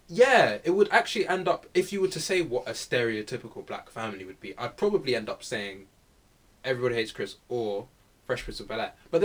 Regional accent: Kenya; There's levels of black, but then again, as me as like a Kenyan and then okay black African, I may see like African American as black.

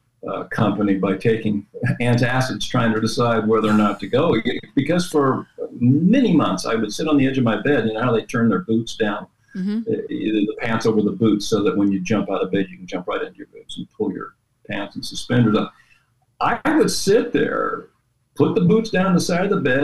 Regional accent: Westminster, California, United States; I went to Westminster. Yeah. I grew up there

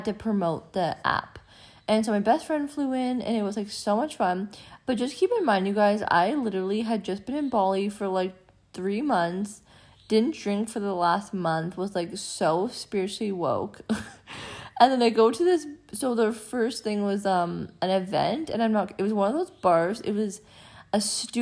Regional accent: Canada; accent: Canadian; I am from Canada, so that's why we sound different

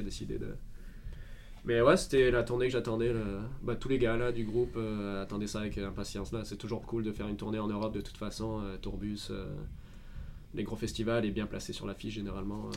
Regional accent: Marseille, Provence-Alpes-Côte d'Azur, France; moved away; je suis de Marseille, donc du sud de la France

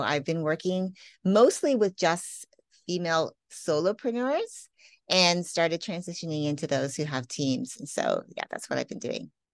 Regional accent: Canada; moved away; also born or lived in Las Vegas; I grew up in Canada.

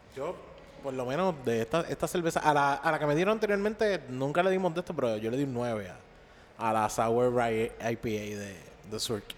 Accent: Caguas, Puerto Rico; yo me crié en Caguas, en Caguas

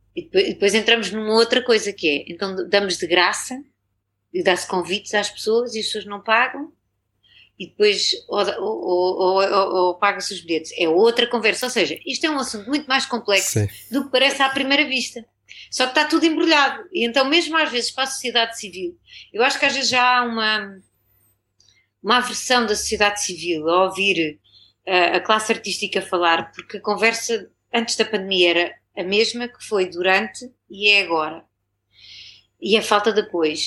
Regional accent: Torres Vedras, Lisbon, Portugal; moved away as an adult; also born or lived in New York, United States; eu sou de Torres Vedras

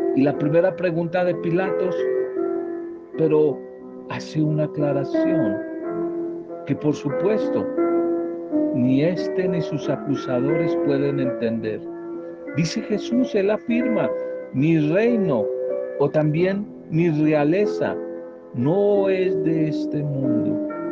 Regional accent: Colombia; en un pueblo de La Guajira, una zona muy apartada y semidesértica de nuestro país, del norte de nuestro país

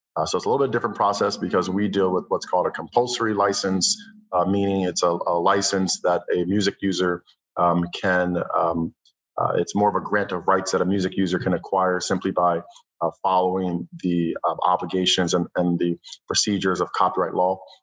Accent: Cleveland, Ohio, United States; moved away as an adult; also born or lived in Los Angeles; I'm from Cleveland, Ohio. So eventually, I moved to Los Angeles. when I was 18 years old

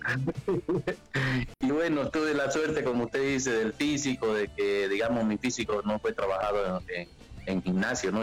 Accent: Santa Cruz, Bolivia; moved away as an adult; en mi país yo soy boliviano, orgulloso de ser boliviano, eh, cruceño

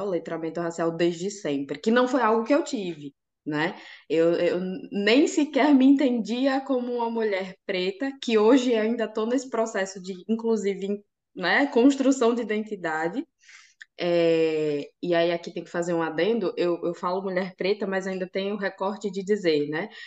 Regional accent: Aracaju, Sergipe, Brazil; now in Lisbon, Portugal; eu sou nordestina de Aracaju, lá do menor estado do Brasil, que delícia. Sergipe.

